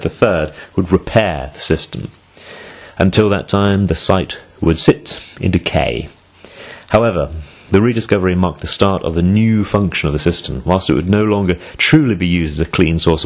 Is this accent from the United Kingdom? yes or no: yes; United Kingdom; I'm British